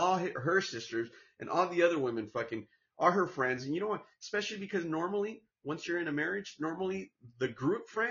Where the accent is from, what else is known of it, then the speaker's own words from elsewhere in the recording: Santa Ana, California, United States; also born or lived in Orange, California / Mexico; my hometown, Santana, California, in the county of Orange